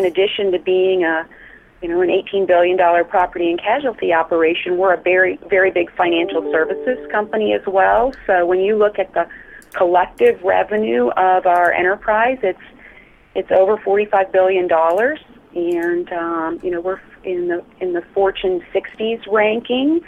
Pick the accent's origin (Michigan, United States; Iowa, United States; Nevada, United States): Michigan, United States; near Battle Creek; moved away; I was born and raised near Battle Creek, Michigan